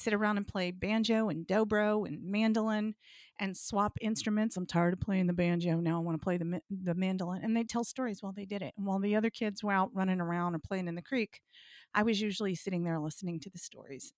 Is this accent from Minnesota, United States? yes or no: no; Blue Ridge Mountains of Virginia, United States; I grew up in the South. I grew up in the Blue Ridge Mountains of Virginia, spent my summers in West Virginia.